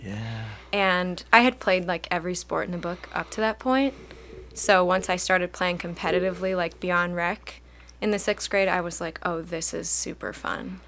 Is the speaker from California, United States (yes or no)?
no; Chardon, Ohio, United States; I grew up in Chardon